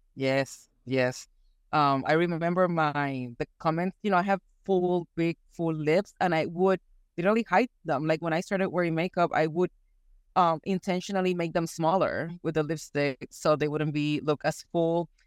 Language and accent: English; Puerto Rico; moved away as an adult; also born or lived in Houston, Texas; now in East Texas, United States; I was born and raised in Puerto Rico, and for the last, it's gonna be fifteen years, I've been living in the great state of Texas.